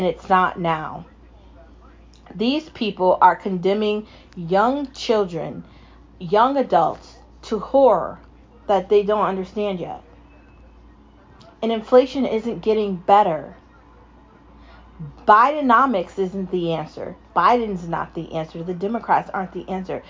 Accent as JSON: {"language": "English", "country": "United States", "said": "I'm American."}